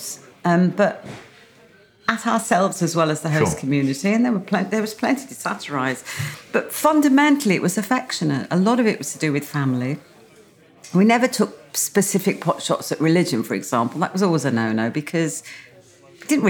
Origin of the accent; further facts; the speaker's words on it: Birmingham, West Midlands, United Kingdom; being a Brummie, we were very, very far from the sea.